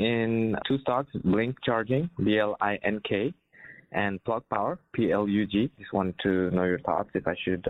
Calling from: St. Louis, Missouri, United States; I'm calling from St. Louis.

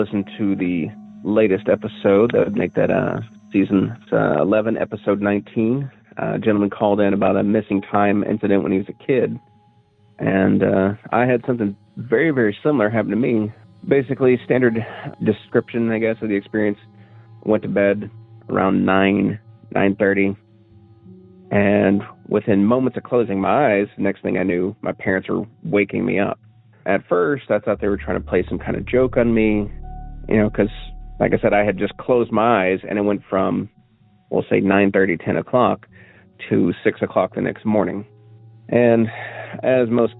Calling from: Cookeville, Tennessee, United States; I'm calling from Cookeville, Tennessee

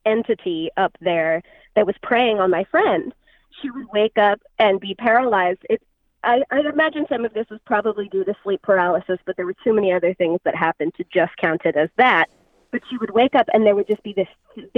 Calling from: Sacramento, California, United States; I'm calling from Sacramento, California

